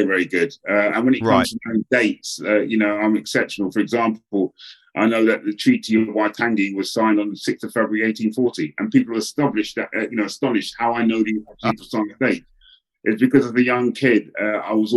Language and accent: English; England, United Kingdom; a young black man growing up, in particular in England